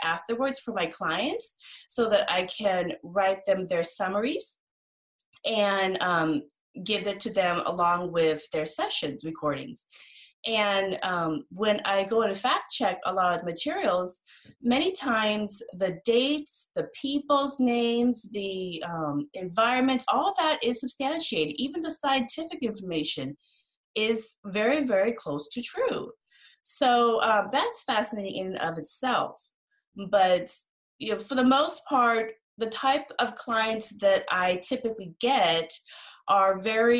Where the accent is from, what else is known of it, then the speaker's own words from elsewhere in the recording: Laos; now in Seattle, United States; I'm Laotian, and I was raised in the Buddhist tradition